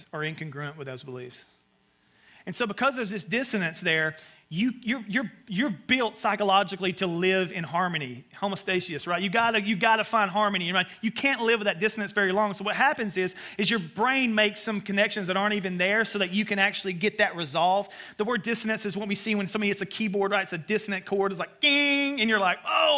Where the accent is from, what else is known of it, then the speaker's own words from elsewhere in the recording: Alabama, United States; accent: Southern; now in New York City, United States; But I grew up in Alabama.